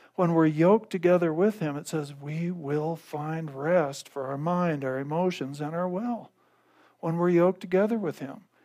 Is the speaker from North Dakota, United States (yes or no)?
yes; North Dakota, United States; now in Gunnison, United States; I grew up in North Dakota